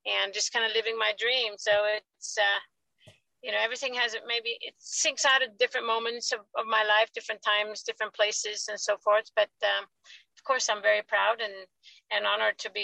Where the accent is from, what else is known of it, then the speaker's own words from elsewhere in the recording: Sweden; moved away; I growing up in Sweden